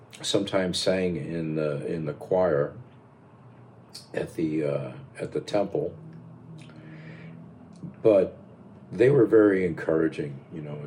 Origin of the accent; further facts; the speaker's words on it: Pittsfield, Massachusetts, United States; also born or lived in New London, Connecticut; I grew up in Pittsfield, Massachusetts.